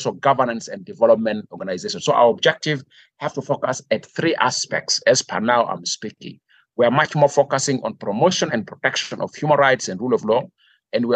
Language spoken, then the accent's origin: English; South Sudan; our country, South Sudan and Sudan